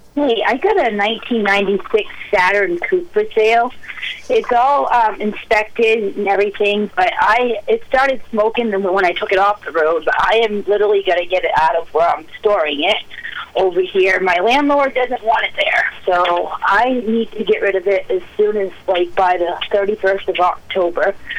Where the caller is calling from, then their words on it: Mexico, Maine, United States; I'm calling from Mexico